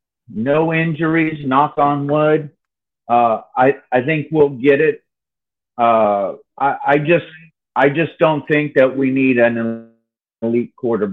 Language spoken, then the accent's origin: English; Bay Area, California, United States; I was born and raised in the Bay Area